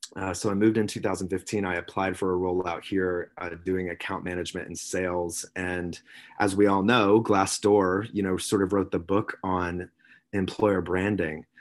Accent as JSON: {"language": "English", "region": "South Carolina", "country": "United States", "tie": "born or raised there", "moved": "yes", "lives_now": "Sausalito, United States", "said": "I was born and raised on the East Coast in South Carolina, small town. I'm, I mean, I'm a Southern gent at heart"}